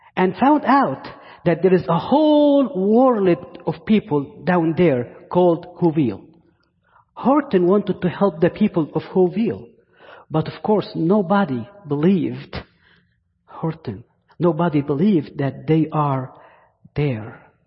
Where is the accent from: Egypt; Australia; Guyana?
Egypt; accent: Egyptian; English is a second language; now in Virginia, United States; my Egyptian accent